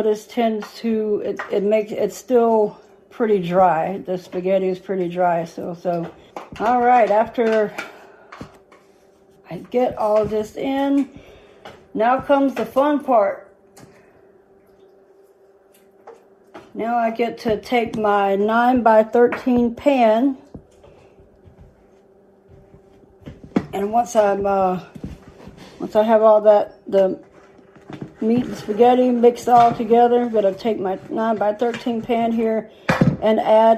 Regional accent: the South, United States; I'm from the South

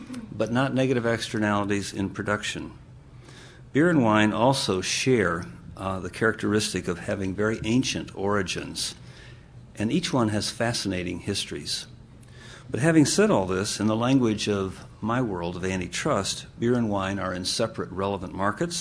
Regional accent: Michigan, United States; moved away as an adult; the state where I grew up. In 1957, in the state of Michigan

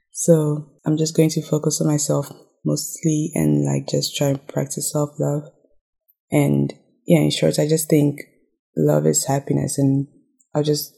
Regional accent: Ghana; Well, growing up in Ghana, I think I saw love as something nice.

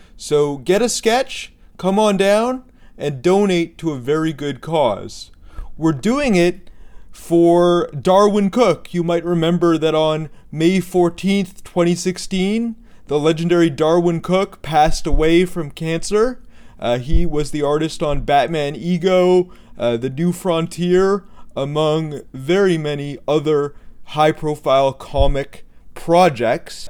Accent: Vancouver, British Columbia, Canada; I grew up in Vancouver

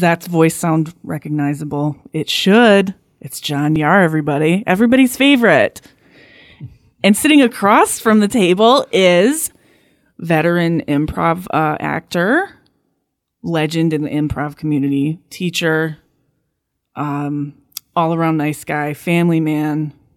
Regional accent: Flint area, Michigan, United States; moved away as an adult; I grew up in a, in a very middle class, uh, white western suburb of Flint

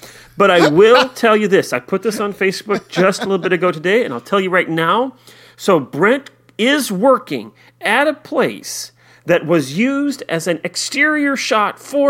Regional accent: Iowa, United States; I did mention on there that I'm from Central Iowa

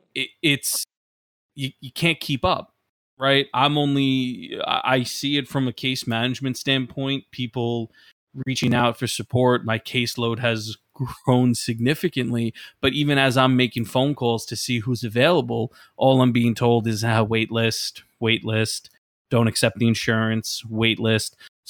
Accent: Brooklyn, New York, United States; I myself, growing up in Brooklyn, New York, like mental health was not a thing at all that was talked about.

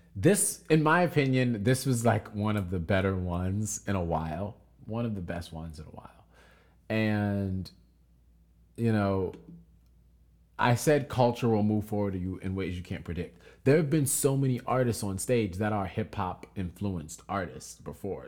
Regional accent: United States; our culture being American culture

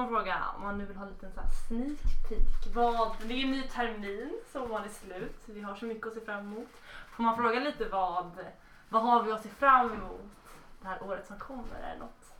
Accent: Stockholm, Stockholm County, Sweden; jag kommer från Stockholm

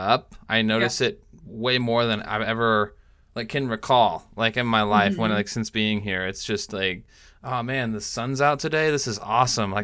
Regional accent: Tacoma, Washington, United States; moved away as an adult; now in California, United States; I'm from Washington, like, from kind of, like, Tacoma area

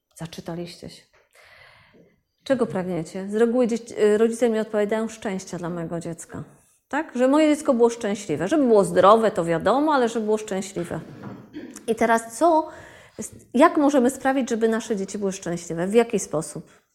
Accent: Wrocław, Lower Silesian Voivodeship, Poland; ja jestem z Wrocławia

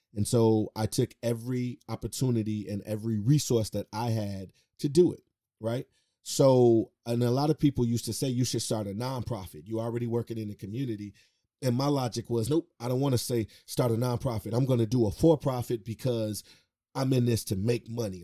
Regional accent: Chicago, Illinois, United States; born and raised on the west side of Chicago.

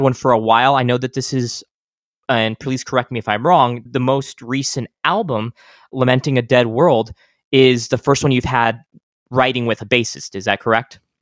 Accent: El Paso, Texas, United States; moved away; I'm from El Paso

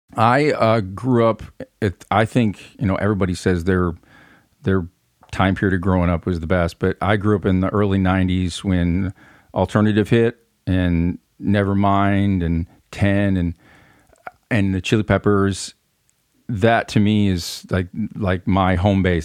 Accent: Flint, Michigan, United States; accent: northern twang; moved away as an adult; now in Union City, United States; I was born and raised in Flint, Michigan

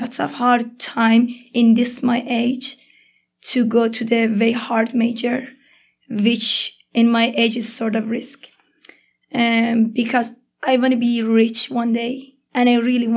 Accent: Iran; English is a second language; moved away as an adult; I'm from Iran

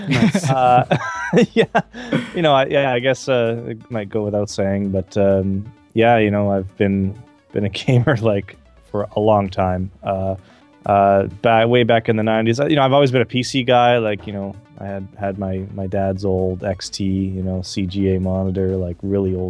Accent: Calgary, Alberta, Canada; where I grew up in Calgary, Canada

